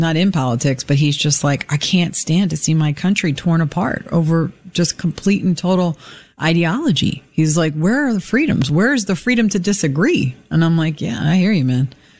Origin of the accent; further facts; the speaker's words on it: New York, United States; moved away; Everybody in the neighborhood knows I'm from New York